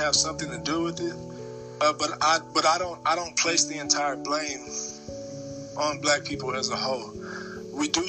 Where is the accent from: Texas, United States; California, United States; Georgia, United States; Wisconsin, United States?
Texas, United States; Dallas; moved away as an adult; also born or lived in Nashville, Tennessee; I'm from Dallas, Texas. I was born and raised there